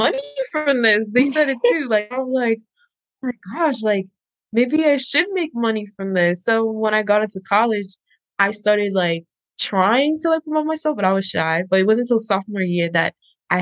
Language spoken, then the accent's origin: English; Maryland, United States; also born or lived in Pennsylvania / Ghana (ancestry); I grew up in Maryland, but I am Ghanaian.